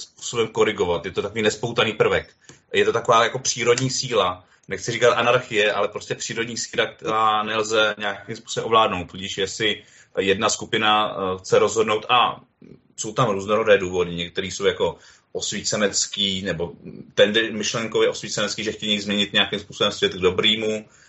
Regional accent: Jihlava, Vysočina Region, Czechia; Já jsem teda z Jihlavy

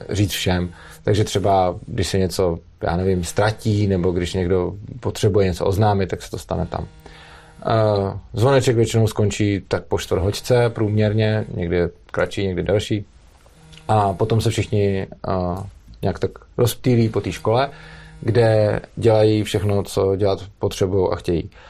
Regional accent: Prague, Czechia; Já jsem z Prahy a dojíždím do Brna

